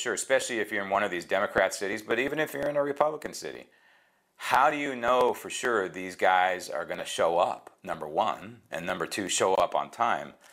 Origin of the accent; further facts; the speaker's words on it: San Francisco, California, United States; that is my hometown